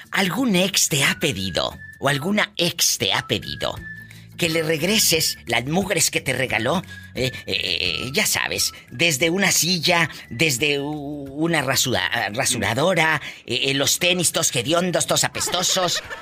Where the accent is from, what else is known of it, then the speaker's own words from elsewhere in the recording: Tuzantán, Chiapas, Mexico; Yo nací en Chiapas. Hay un abrazo a mi gente de Chiapas.